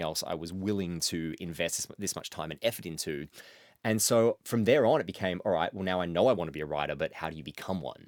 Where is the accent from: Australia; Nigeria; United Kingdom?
Australia; Mansfield, Victoria; moved away; every year my hometown does a, uh, does a pub crawl, like, up through the city and up Bridge